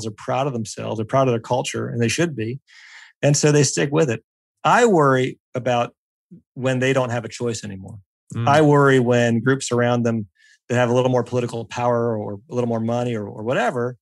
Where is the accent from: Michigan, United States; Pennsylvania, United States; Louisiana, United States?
Pennsylvania, United States; I grew up in Pennsylvania.